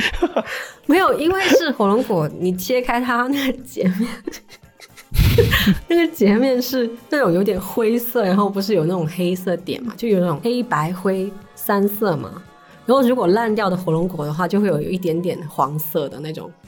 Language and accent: Chinese; Shanwei, Guangdong, China; 我是出生在上伟那边嘛。嗯，嗯。然后我们那边就是佛教的那个氛围很好